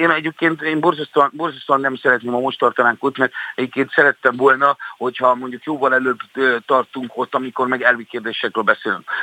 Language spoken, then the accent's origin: Hungarian; Hungary; szeretem azt, hogy én magyar vagyok, és szeretem őrizni a magyarságomat